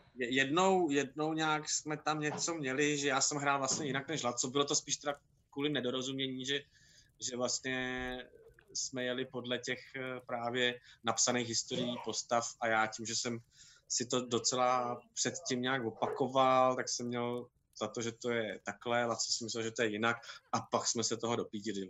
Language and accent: Czech; Karlovy Vary, Karlovy Vary Region, Czechia; já jsem vyrůstal v Karlových Varech